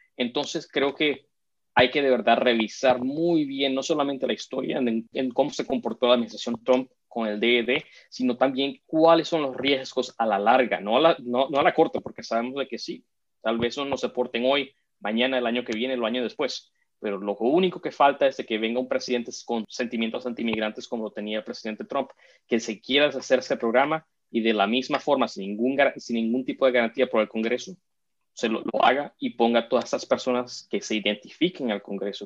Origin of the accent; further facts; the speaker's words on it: South Florida, United States; en el sur de la Florida, de donde yo crecí